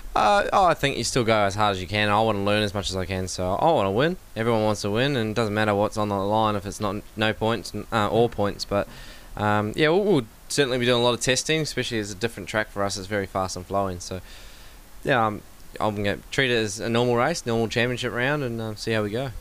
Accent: Melbourne, Victoria, Australia; Melbourne will be right because it's my hometown

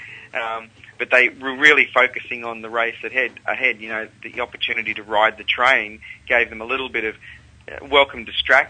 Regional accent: Canberra, Australian Capital Territory, Australia; also born or lived in Sydney; now in Melbourne, Australia; I grew up in Canberra and lived in Sydney and now in Melbourne

